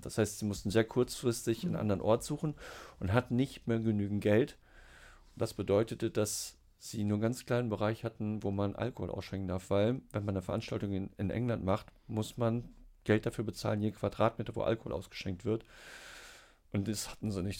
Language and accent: German; Siegen, North Rhine-Westphalia, Germany; also born or lived in Hesse / Oldenburg; now in Hanover, Germany; gebürtig aus Siegen-Geisweit. Ähm, einen Schlenker über Hessen gemacht, nach Norddeutschland gekommen zum Studieren